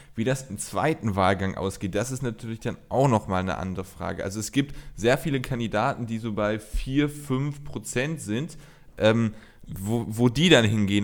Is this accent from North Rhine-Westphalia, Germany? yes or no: yes; North Rhine-Westphalia, Germany; bei uns in Nordrhein-Westfalen